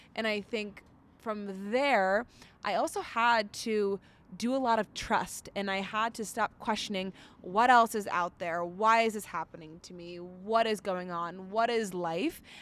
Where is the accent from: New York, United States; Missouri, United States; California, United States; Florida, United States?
Florida, United States; now in Denver, United States; We also grew up in Florida